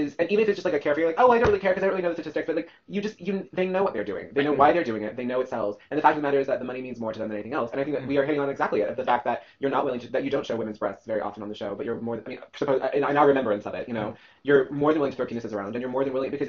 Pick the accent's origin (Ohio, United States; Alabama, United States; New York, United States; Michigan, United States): New York, United States; I'm a New Yorker, I don't give a fuck.